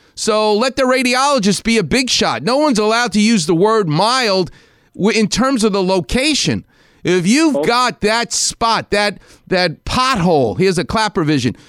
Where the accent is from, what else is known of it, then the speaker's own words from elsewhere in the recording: New York, United States; now in Los Angeles, United States; I'm from New York